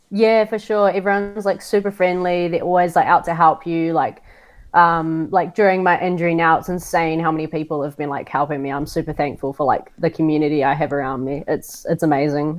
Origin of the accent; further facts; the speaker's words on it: Auckland, New Zealand; now in Queenstown, New Zealand; I grew up in Auckland, New Zealand, with my mum and my brother.